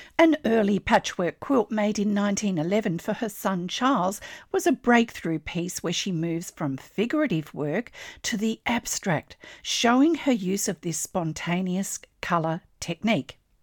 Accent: Australia; I'm an Australian textile artist

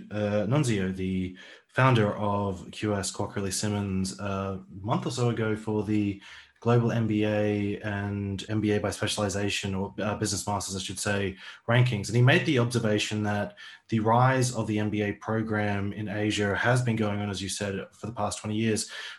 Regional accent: Australia; now in Singapore; I grew up in Australia and I have culturally a lot of influences, especially with music, music artists from America and also from the UK.

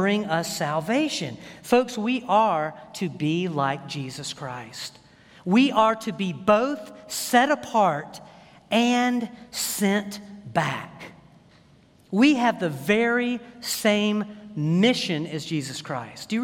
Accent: United States; I thank God that I'm an American

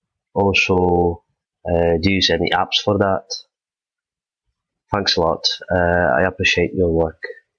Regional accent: Poland; I'm from Poland.

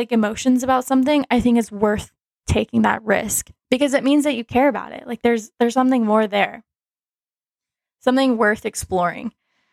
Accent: Dallas, Texas, United States; I'm from Dallas

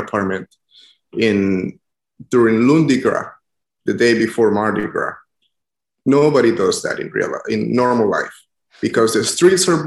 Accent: San Pedro Sula, Cortés, Honduras; moved away as an adult; also born or lived in Baton Rouge, Louisiana; now in New Orleans, United States; I am from Honduras. I grew up in the city of San Pedro Sula.

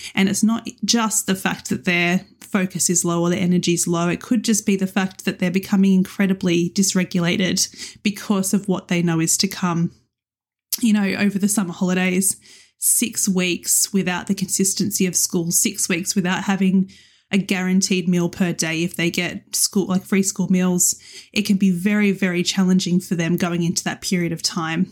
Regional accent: Australia; moved away as an adult; also born or lived in Western Sydney; now in United Kingdom; as an Australian moving to the U K

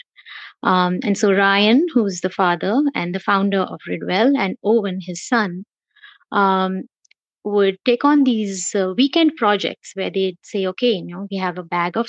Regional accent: Mumbai, Maharashtra, India; moved away as an adult; also born or lived in South Bend, Indiana; now in San Diego, United States; I am born and raised in Mumbai, India. I'm a Mumbaiite, a hardcore Mumbaiite.

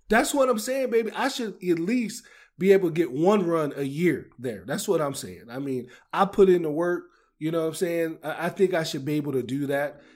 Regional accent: Maryland, United States; I'm from Maryland

